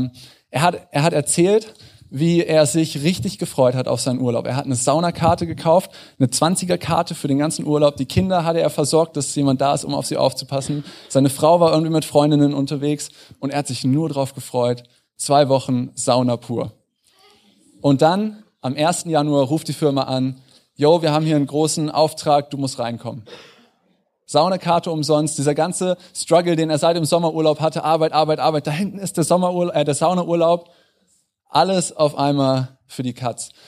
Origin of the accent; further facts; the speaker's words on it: Northern Germany, Germany; now in Munich, Germany; Ich bin vor fünf Jahren nach München gezogen. Ich bin kein Münchner Original. Äh, ich bin zugezogen aus dem Norden.